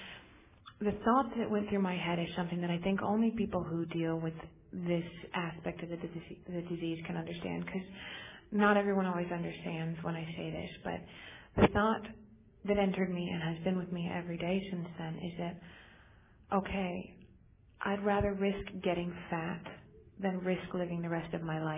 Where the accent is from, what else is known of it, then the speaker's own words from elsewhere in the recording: United States; also born or lived in Torrance; I'm actually from Lake Tahoe